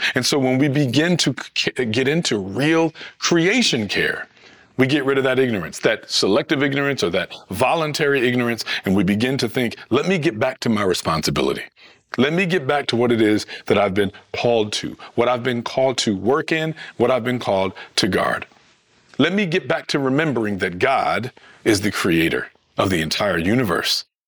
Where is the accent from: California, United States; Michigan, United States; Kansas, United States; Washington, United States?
Michigan, United States; Detroit; I'm from Michigan, from Detroit